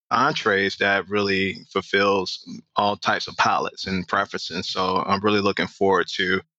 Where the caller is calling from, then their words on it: Atlanta, Georgia, United States; ATL. You ever been?